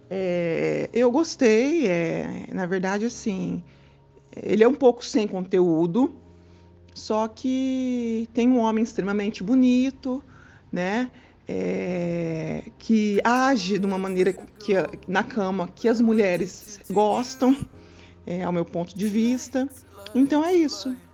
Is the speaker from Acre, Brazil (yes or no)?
no; Londrina, Paraná, Brazil; Oi, galera … sou de Londrina.